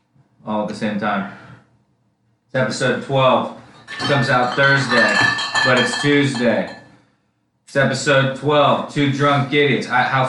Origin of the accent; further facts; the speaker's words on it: Philadelphia, Pennsylvania, United States; I'm from Philadelphia.